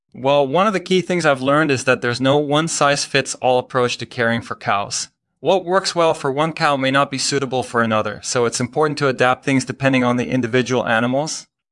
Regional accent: Netherlands; moved away as an adult; now in United States; I'm originally from the Netherlands, but I've been living in the United States for about ten years now.

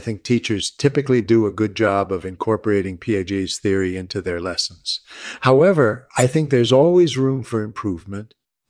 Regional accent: San Diego, California, United States; born there; I was born in 1941 in San Diego.

